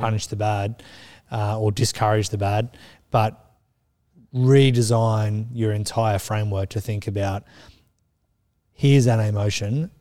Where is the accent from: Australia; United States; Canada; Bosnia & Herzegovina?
Australia; I'm Australian